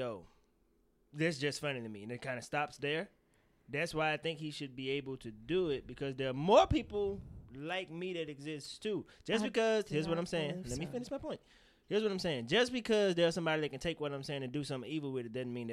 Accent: the South, United States; I grew up in the South in the belt buckle of the Bible Belt

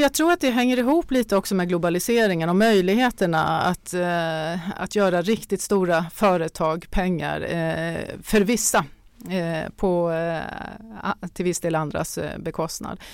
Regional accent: Sweden; vi är svenskar

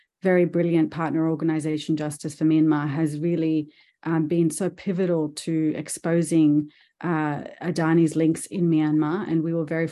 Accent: Australia; being an Australian

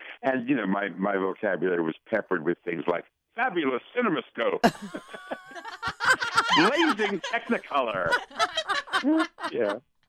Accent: Paterson, New Jersey, United States; also born or lived in New York; I was born in New York, and I was taken to Paterson, New Jersey, in 4 days.

